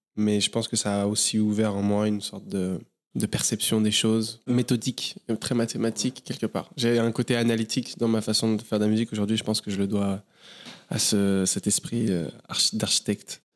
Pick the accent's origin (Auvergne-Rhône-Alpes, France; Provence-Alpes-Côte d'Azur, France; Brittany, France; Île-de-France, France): Île-de-France, France; Paris; moved away as an adult; je suis né à Paris. J'ai grandi essentiellement à Paris, plusieurs euh, quartiers différents